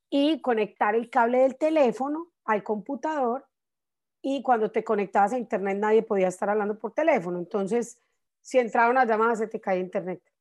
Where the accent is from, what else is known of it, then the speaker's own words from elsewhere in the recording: Colombia; now in United States; yo llegué a Estados Unidos de Colombia en un momento muy especial acá.